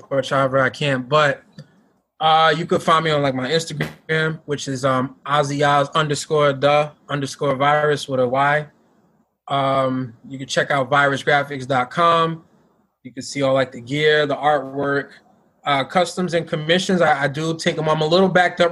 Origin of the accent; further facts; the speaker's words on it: New York, United States; moved away; I was gonna go back to like, you know, my hometown